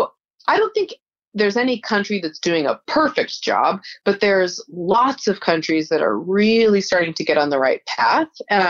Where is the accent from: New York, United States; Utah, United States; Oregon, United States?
Utah, United States; Yeah, so we came from Utah, which is a pretty conservative state, because there's a religious majority of Mormons, and they tend to be just, I mean, I grew up in the Mormon church